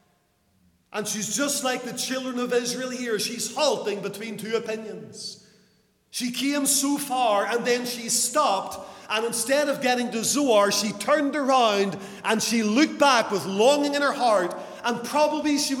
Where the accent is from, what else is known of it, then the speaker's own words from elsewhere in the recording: Lisburn, Northern Ireland, United Kingdom; in Lisburn, my hometown